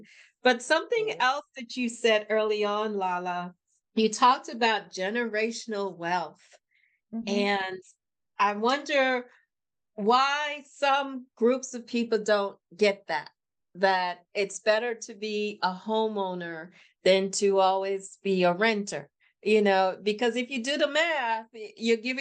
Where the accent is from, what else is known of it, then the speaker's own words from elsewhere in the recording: New York City, New York, United States; I was raised in Brooklyn, New York